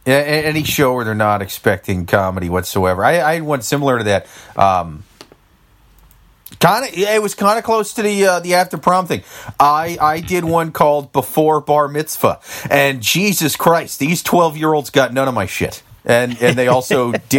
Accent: Iowa, United States; we're from Iowa.

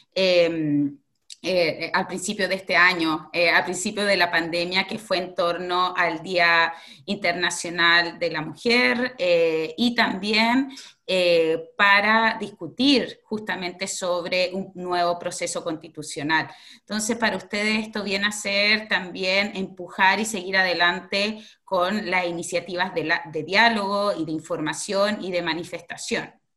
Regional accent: Chile; now in Ireland; como chilenas

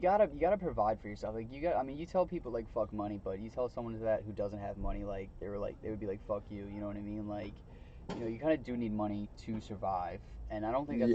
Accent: Long Island, New York, United States; growing up in Long Island

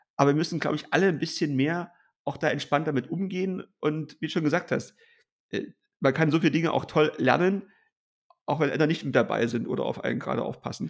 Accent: East Germany, Germany; als Ossi

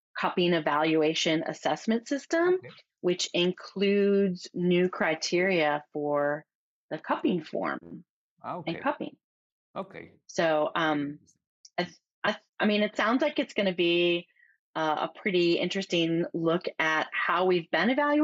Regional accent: Michigan, United States; moved away as an adult; also born or lived in California / Oregon; I grew up in Michigan, and in my small town, when I grew up in, you know, the early 80s

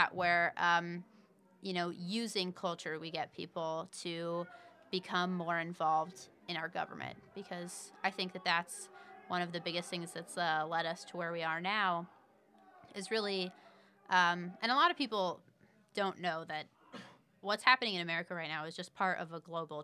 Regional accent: Indiana, United States; I'm a writer, an mm-hmm. actress, filmmaker, mm-hmm. and I'm from Indiana

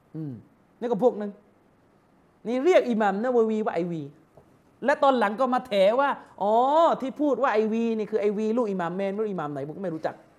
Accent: Yala, Thailand; ผมเป็นคนยะลา

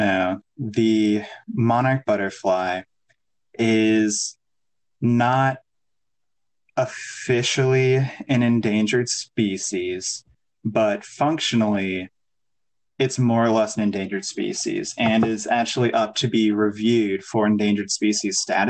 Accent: Northern Illinois, United States; moved away as an adult; now in Iowa, United States; I grew up in Northern Illinois, kind of outside the Chicagoland area

